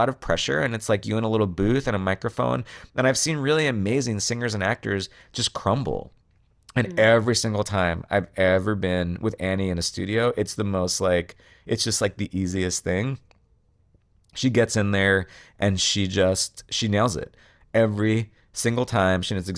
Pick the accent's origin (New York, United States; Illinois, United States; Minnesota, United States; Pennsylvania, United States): New York, United States; I had not quite yet realized that like my growing up on Long Island has informed the way I hear certain vowels and certain words pronounced.